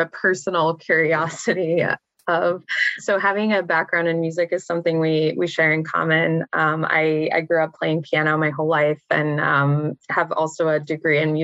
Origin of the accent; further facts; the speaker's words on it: Pittsburgh, Pennsylvania, United States; moved away as an adult; also born or lived in Cleveland, Ohio; I'm from Pittsburgh area originally